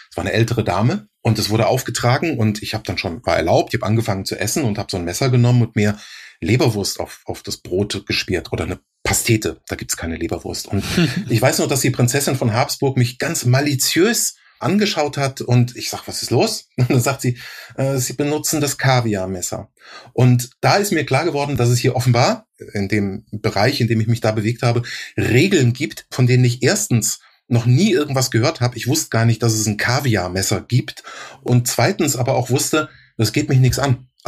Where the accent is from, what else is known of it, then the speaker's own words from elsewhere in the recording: Rhineland-Palatinate, Germany; accent: Palatine German; war mein Dialekt, war mein pfälzischer Dialekt.